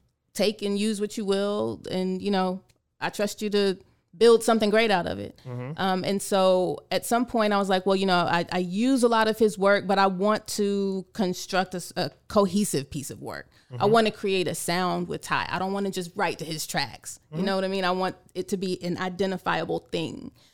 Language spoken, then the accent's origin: English; San Antonio, Texas, United States; born there; So I have to correct you because I was not born here. I was born actually on Lackland Air Force Base in San Antonio.